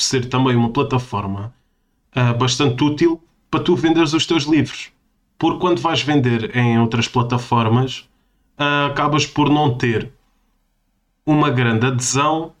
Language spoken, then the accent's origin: Portuguese; Portimão, Algarve, Portugal; moved away; uma terrinha perto da minha terrinha, que é Portimão